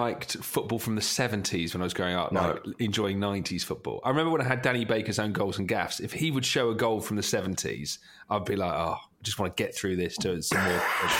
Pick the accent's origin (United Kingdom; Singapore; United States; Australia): United Kingdom; England; as an English nation.